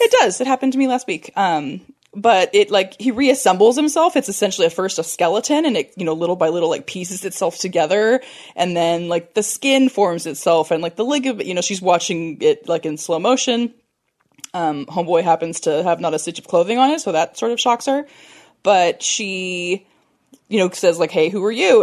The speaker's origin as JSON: {"language": "English", "region": "California", "country": "United States", "said": "I'm from California"}